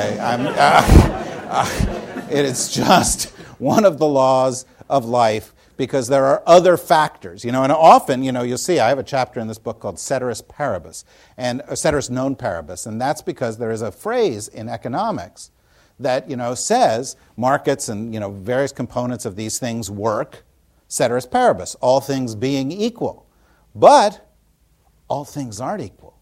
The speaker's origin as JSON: {"language": "English", "region": "New Jersey", "country": "United States", "tie": "born or raised there", "said": "when Tina and I were growing up in New Jersey"}